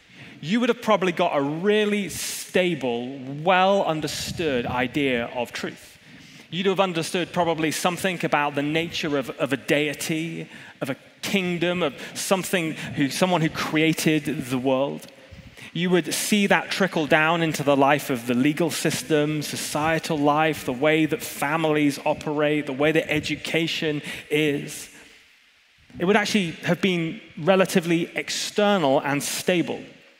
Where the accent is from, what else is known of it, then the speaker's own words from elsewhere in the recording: Hong Kong; I grew up in Hong Kong like Tom did, and Jacinta and some of the rest of you. I don't know why we have a big Hong Kong lick, but we do.